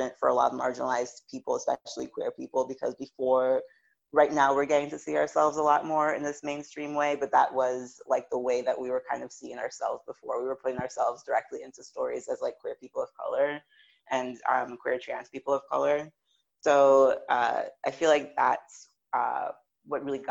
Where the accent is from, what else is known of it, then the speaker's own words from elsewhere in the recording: U.S. Virgin Islands; I am originally from St. Thomas of the U.S. Virgin Islands